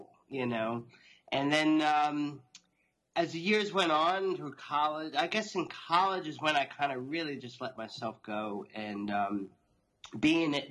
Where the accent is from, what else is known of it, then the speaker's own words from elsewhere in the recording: Long Island, New York, United States; I'm born and raised in New York, outside New York City on Long Island, as you could probably tell from my accent now